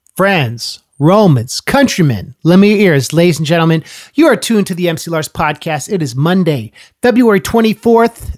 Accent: Oakland, California, United States; moved away; also born or lived in Berkeley; I was born in Berkeley and grew up in Oakland, too

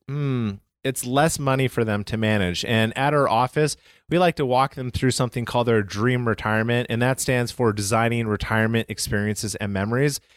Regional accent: Calgary, Alberta, Canada; moved away; I'm from Calgary, Canada.

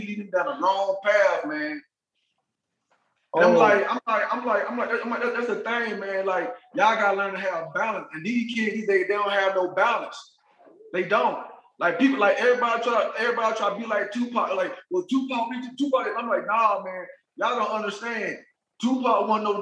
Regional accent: Pensacola, Florida, United States; I'm from Pensacola, Florida

